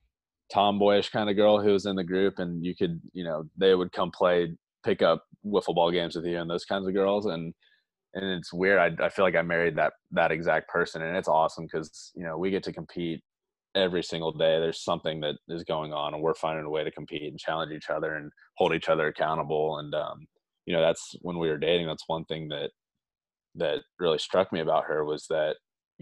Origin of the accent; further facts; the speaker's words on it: The Woodlands, Texas, United States; also born or lived in Orlando, Florida / Arlington, Texas; I lived there for 9 years before moving to Houston, Texas, the Woodlands more specifically.